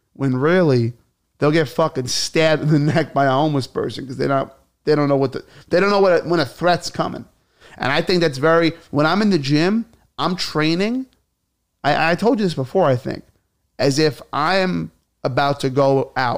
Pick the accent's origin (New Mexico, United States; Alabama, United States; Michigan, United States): Alabama, United States; born there; I was born in Alabama, and we didn't have gyms back then. We had hay.